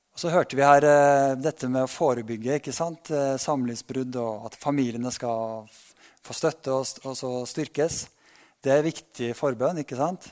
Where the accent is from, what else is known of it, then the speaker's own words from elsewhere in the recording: Berkåk, Trøndelag, Norway; now in Ålgård, Norway; lot oss vokse opp et lite sted som heter Berkåk i Sør-Trøndelag